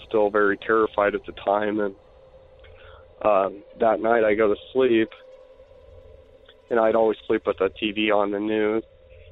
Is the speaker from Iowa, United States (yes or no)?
yes; Iowa, United States; I'm from Iowa.